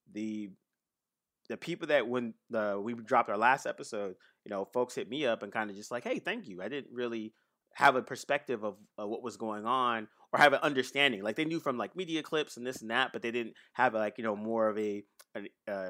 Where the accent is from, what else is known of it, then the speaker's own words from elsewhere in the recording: Bay Area, California, United States; I grew up in the Bay Area